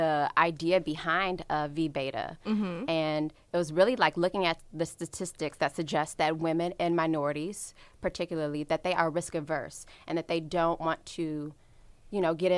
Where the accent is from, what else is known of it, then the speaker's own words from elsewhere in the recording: Washington, District of Columbia, United States; I'm from the Washington, D.C. area.